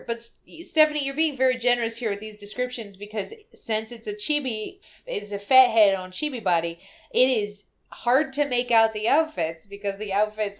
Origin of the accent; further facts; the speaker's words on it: Russia; English is a second language; I'm from Russia.